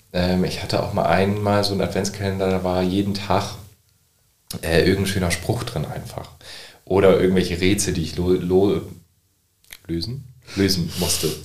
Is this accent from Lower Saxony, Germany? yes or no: yes; Nordenham, Lower Saxony, Germany; Also ich komme aus Nordhamm